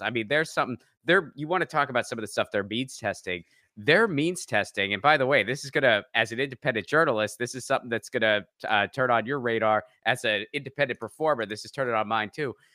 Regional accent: Pittsburgh, Pennsylvania, United States; I grew up around that area. I grew up in Pittsburgh

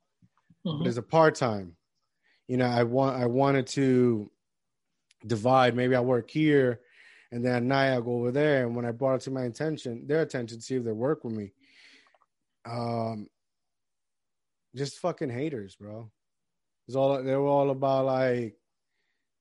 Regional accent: Puerto Rico; moved away; I grew up in Puerto Rico. I came here.

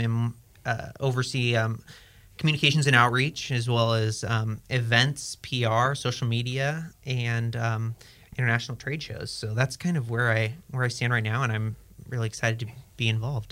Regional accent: Yakima, Washington, United States; moved away as an adult; also born or lived in Los Angeles; born and raised in Yakima, Washington

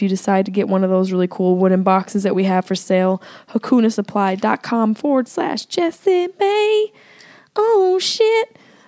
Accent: Syracuse, New York, United States; accent: nasal Syracuse; my nasal Syracuse accent

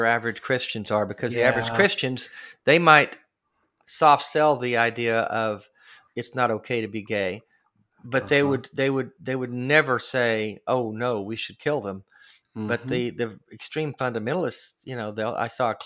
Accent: Arkansas, United States; I grew up in Arkansas

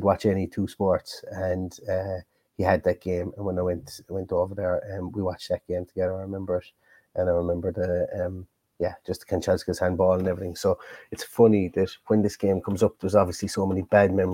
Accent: Ballingarry, Munster, Ireland; my hometown, Ballingarry, County Limerick

